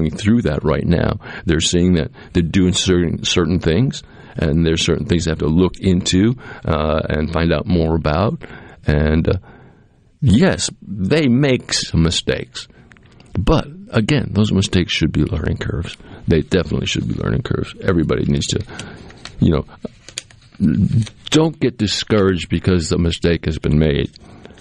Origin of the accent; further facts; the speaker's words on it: Cape Cod, Massachusetts, United States; now in Mississippi, United States; when I was growing up on Cape Cod